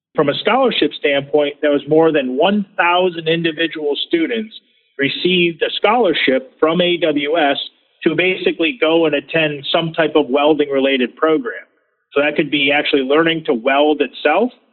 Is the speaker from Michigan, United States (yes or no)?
yes; Michigan, United States; I grew up in Michigan